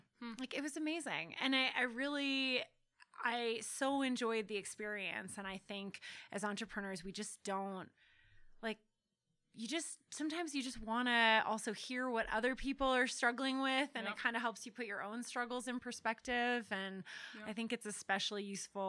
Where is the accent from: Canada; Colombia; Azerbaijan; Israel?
Canada; also born or lived in United Kingdom; now in United States; I am from Canada and I lived in the UK